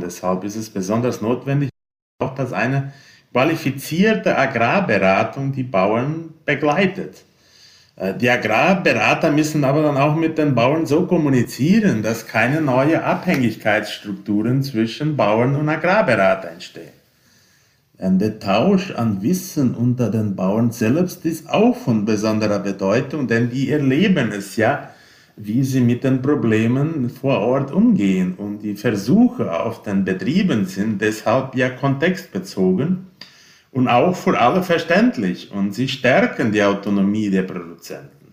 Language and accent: German; Brazil; bei uns in Brasilien